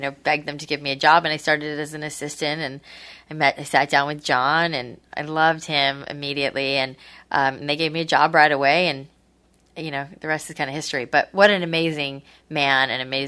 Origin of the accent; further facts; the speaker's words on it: Boca Raton, Florida, United States; also born or lived in New York; I grew up in Boca. I'm originally from New York, but I grew up in Boca.